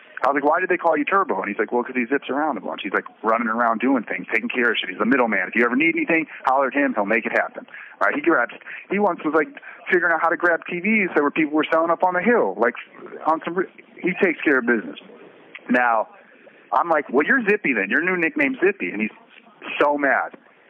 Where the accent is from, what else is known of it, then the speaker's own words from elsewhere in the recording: Detroit, Michigan, United States; also born or lived in Florida; When I came here, I'm from Detroit originally, but I came from Florida. I spent most of my time in Florida. People tried to call me Florida.